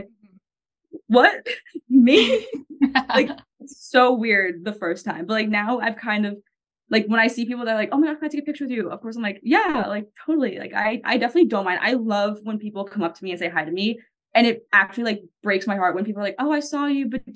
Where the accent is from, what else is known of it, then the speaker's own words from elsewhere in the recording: Long Island, New York, United States; accent: Long Island Italian; also born or lived in Naples, Florida / Miami, Florida; now in Indiana, United States; I'm not even from Jersey, but the New York, like specifically Long Island, how everyone like makes fun of my accent. Long Island Italian, like I'm not even Italian at all, but my entire town was.